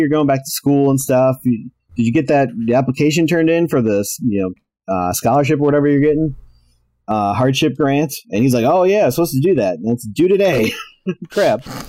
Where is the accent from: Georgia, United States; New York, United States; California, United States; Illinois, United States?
Illinois, United States; Chicago; my hometown-ish of Chicago